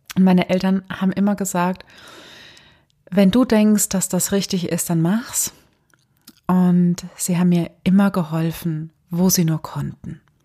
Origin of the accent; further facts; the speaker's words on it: Germany; gerade hier bei uns in Deutschland